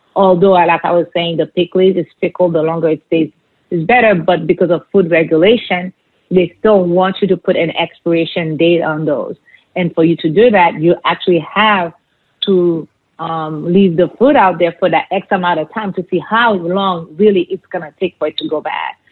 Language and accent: English; Haiti; moved away; where we grew up, the neighborhood